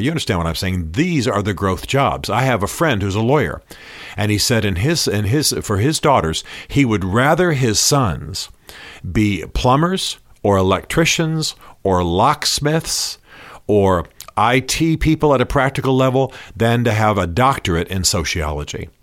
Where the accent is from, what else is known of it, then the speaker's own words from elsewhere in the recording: Germany; now in United States; I grew up in Germany